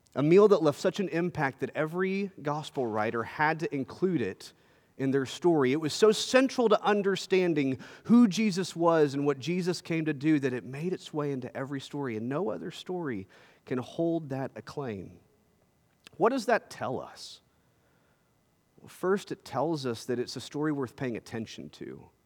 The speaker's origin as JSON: {"language": "English", "region": "Texas", "country": "United States", "said": "as a Texan"}